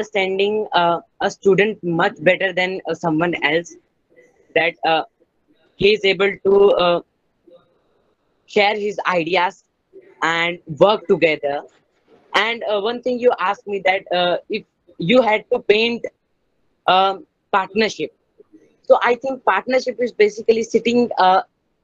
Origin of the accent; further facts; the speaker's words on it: Ahmedabad, Gujarat, India; I'm from Ahmedabad, Gujarat.